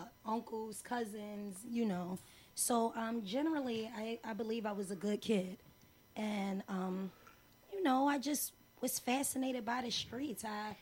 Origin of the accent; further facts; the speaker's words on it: Philadelphia, Pennsylvania, United States; North Philadelphia.